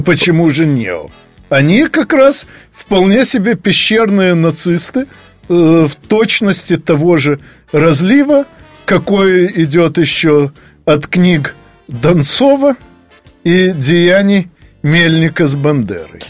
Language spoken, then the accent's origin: Russian; Ukraine; моя малая родина, Украина